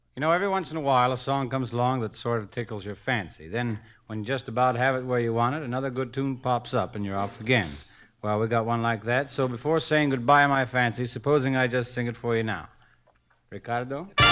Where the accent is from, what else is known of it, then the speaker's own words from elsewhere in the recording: Steubenville, Ohio, United States; I was working at the steel mill in my hometown, Steubenville, Ohio